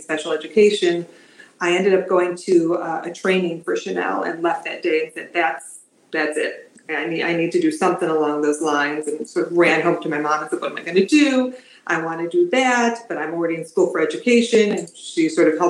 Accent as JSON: {"language": "English", "town": "Rochester", "region": "New York", "country": "United States", "also_born_or_lived": "Los Angeles", "moved": "as an adult", "lives_now": "Florida, United States", "said": "I'm originally from Rochester, New York, and then moved to New York City when I first started sort of my career, and then"}